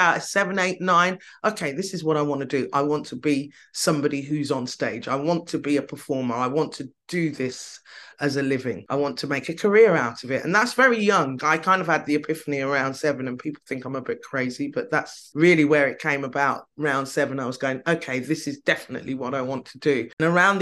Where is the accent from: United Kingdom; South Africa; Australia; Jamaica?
United Kingdom; I'm Brit